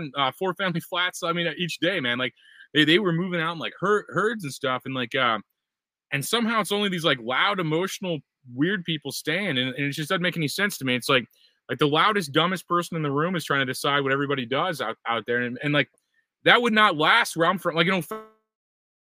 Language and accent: English; O'Fallon, Missouri, United States; also born or lived in St. Louis; My family's from O'Fallon. I grew up behind that old Schnucks Off Veterans Memorial